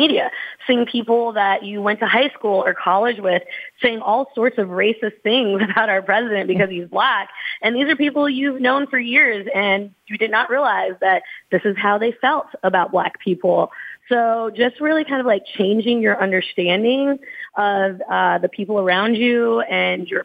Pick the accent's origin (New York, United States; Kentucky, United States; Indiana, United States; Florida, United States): Kentucky, United States; Louisville; also born or lived in Southern California; I'm from Louisville, Kentucky, the home of Breonna Taylor